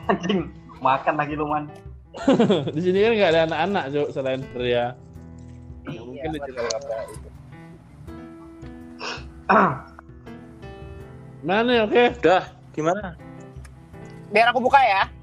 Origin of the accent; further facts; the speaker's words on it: Java, Indonesia; Gue ini wong Jowo.